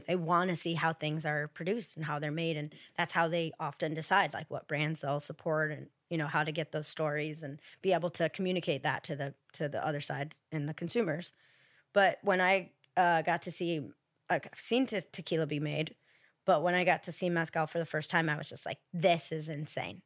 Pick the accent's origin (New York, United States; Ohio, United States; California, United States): Ohio, United States; now in Los Angeles, United States; I'm from Ohio originally